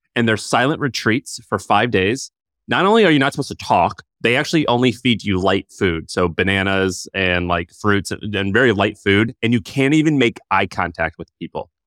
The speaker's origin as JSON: {"language": "English", "region": "Missouri", "country": "United States", "moved": "yes", "said": "I'm from Missouri"}